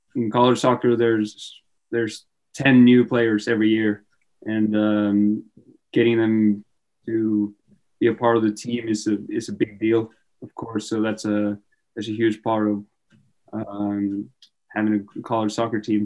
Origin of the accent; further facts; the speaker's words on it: Trondheim, Trøndelag, Norway; moved away as an adult; also born or lived in Syracuse, United States; I wasn't really feeling staying in my hometown